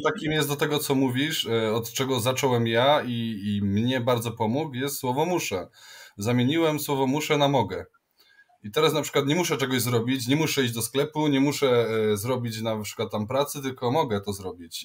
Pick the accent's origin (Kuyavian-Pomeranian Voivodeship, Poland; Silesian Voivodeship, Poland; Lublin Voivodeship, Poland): Silesian Voivodeship, Poland; accent: Silesian; mówiliśmy do siebie jak najwięcej po śląsku